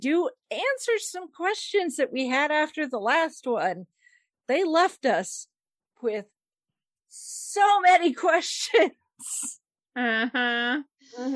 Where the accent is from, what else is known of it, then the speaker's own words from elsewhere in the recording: United States; I'm American